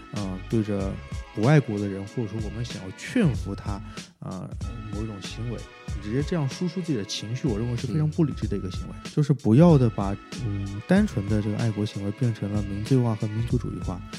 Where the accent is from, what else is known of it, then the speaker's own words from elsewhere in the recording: China; 身为中国人的确是很愤怒的